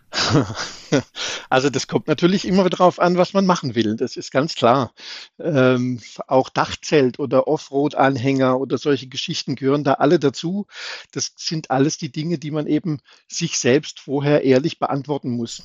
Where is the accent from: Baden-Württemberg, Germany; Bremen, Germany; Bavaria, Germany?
Baden-Württemberg, Germany; Baden-Baden; ich komme aus Baden-Baden